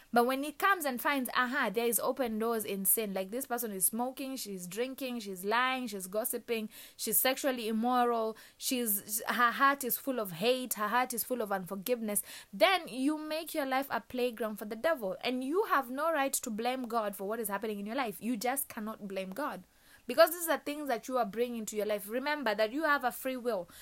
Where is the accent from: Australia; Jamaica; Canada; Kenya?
Kenya; moved away; my home country, Kenya